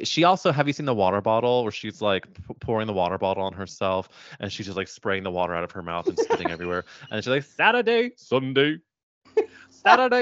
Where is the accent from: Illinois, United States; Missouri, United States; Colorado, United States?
Missouri, United States; I'm growing up in Missouri where like I knew maybe one gay person